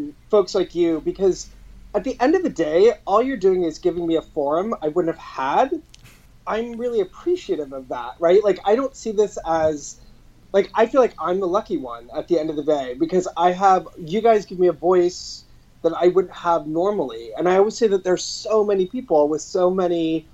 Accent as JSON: {"language": "English", "town": "Long Beach", "region": "California", "country": "United States", "tie": "born or raised there", "also_born_or_lived": "Los Angeles", "said": "I was born and raised in Southern California in Los Angeles and south of Los Angeles in Long Beach."}